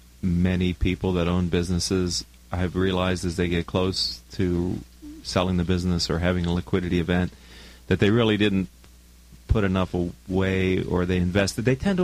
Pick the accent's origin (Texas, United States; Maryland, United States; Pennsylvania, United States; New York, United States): Pennsylvania, United States; Pittsburgh; You know, I'm a transplant from Pittsburgh.